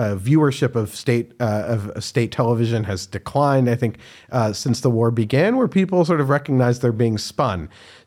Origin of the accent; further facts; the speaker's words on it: United States; I'm the American optimist